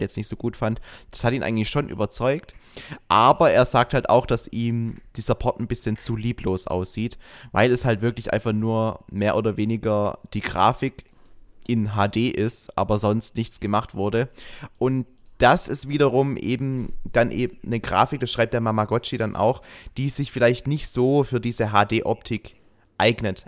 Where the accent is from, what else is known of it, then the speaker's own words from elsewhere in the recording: Schwäbisch Hall district, Baden-Württemberg, Germany; Ich komme aus dem Landkreis Schwäbisch Hall